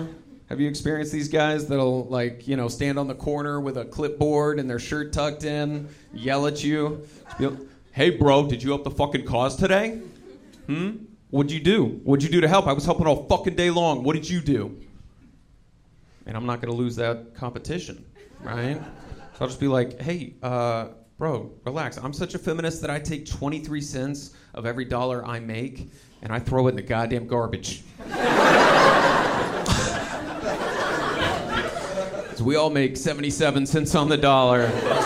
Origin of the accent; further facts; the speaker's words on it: Texas, United States; I'm from Texas